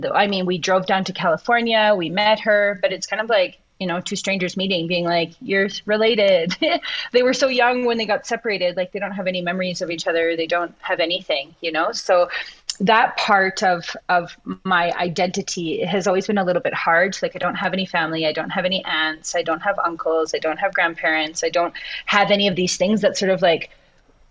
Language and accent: English; Canada; moved away as an adult; also born or lived in Peru; now in Guadalajara, Mexico; I'm Indigenous, and I am from Canada, and that is a big part of my story and a big part of where I come from